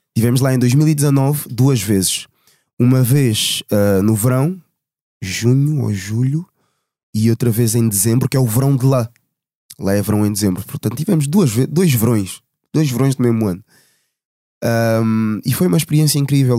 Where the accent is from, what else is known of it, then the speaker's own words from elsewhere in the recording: Portugal; Eu nasci em Portugal. Os meus pais são angolanos, os dois